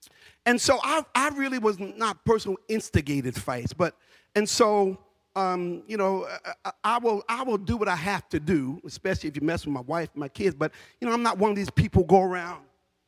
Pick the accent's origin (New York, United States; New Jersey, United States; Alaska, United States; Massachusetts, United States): New Jersey, United States; Newark; just to let anybody know I'm from Newark. You fought.